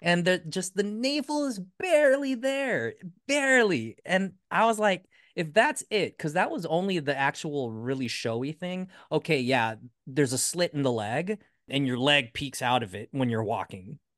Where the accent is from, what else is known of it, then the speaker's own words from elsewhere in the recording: United States; we're Americans